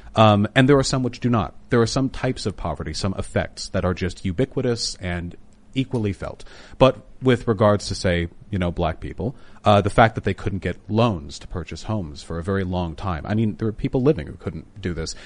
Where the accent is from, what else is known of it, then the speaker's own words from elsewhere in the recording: Beverly Hills, California, United States; I grew up in Beverly Hills, which is close, though, to, um, uh, West Hollywood and Koreatown